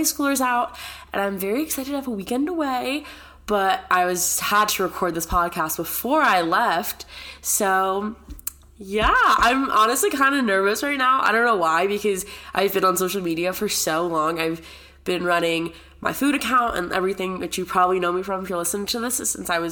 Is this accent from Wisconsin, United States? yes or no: no; San Diego, California, United States; moved away as an adult; also born or lived in Connecticut; now in Boulder, United States; I consider San Diego my home just because I grew up there